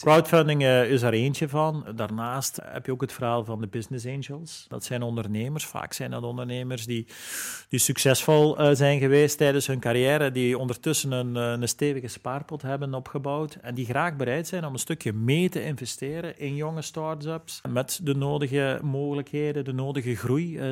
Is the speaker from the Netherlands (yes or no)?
no; Flanders, Belgium; als Vlaming en als Belg